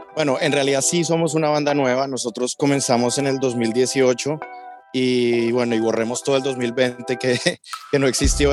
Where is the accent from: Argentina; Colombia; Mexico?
Colombia; Bogotá; now in Miami, United States; los dos somos colombianos. Yo soy de Bogotá